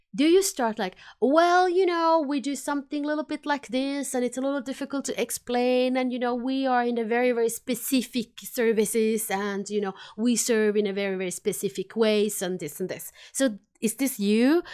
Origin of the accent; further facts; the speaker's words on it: Finland; accent: combination of Finnish and Swedish; English is a second language; now in Sweden; I am based in Sweden. I am from Finland originally, so that's why my funny accent is a combination of Finnish and Swedish